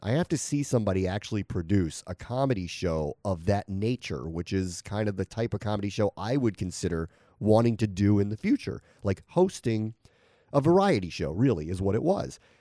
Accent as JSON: {"language": "English", "town": "Washington", "region": "District of Columbia", "country": "United States", "said": "I'm from Washington, D C"}